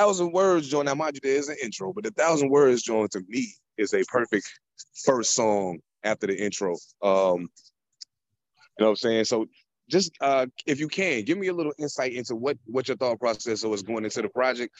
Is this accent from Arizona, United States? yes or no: no; Long Island, New York, United States; also born or lived in North Carolina / Raleigh; now in Washington, United States; I'm originally from Long Island. I moved to North Carolina. Then I moved out here to Washington